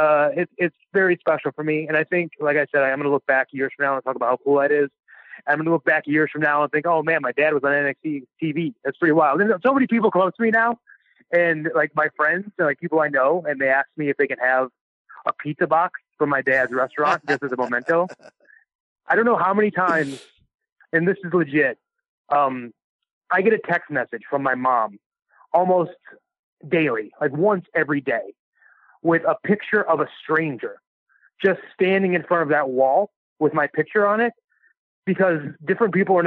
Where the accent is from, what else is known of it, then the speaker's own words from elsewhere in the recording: Cleveland, Ohio, United States; I'm from Cleveland